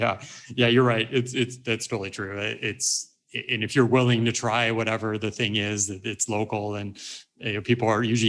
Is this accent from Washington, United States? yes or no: no; California, United States; moved away; I grew up in California